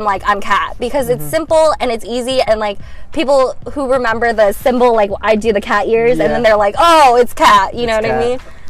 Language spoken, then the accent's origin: English; San Ramon, California, United States; also born or lived in Davis, California; So my background is I came from Doherty Valley High School.